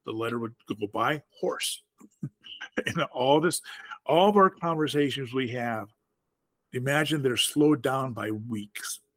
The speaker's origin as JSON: {"language": "English", "town": "Platteville", "region": "Wisconsin", "country": "United States", "said": "I'm from Platteville, Wisconsin, which is a college town in a rural in rural in southwest Wisconsin."}